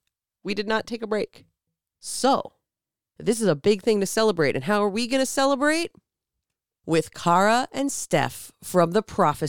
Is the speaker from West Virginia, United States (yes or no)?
no; Minnesota, United States; accent: Minnesota